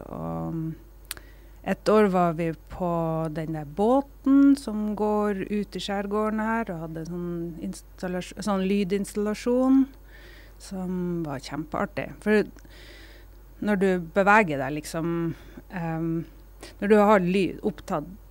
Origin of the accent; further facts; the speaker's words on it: Kveøya, Troms, Norway; also born or lived in Gratangen; now in Harstad, Norway; så er jeg opprinnelig fra Kveøya, og, og der bor mamma ennå